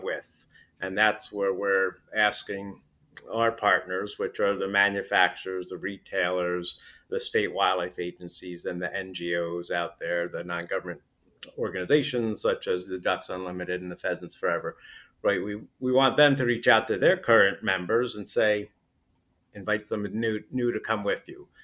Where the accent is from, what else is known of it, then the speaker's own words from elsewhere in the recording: Putnam County, New York, United States; I, I grew up in, uh, Putnam County, New York, which is about forty miles north of, uh, New York City